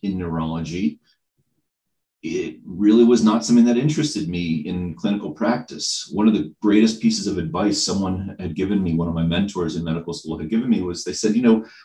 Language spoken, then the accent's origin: English; Lexington, Massachusetts, United States; moved away as an adult; now in Bennington, United States; I grew up in the Boston suburbs. Actually grew up in Lexington, Massachusetts, birthplace of America's freedom